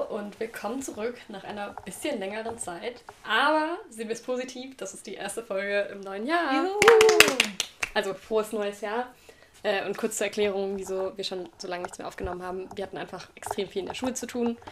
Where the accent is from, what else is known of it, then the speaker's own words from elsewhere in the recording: Tübingen, Baden-Württemberg, Germany; moved away; ich komme eigentlich aus Tübingen, also bin dort geboren und so.